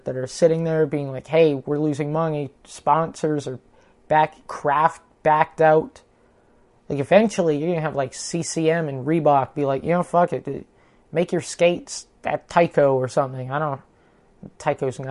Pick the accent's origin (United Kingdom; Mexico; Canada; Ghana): Canada; I'm Canadian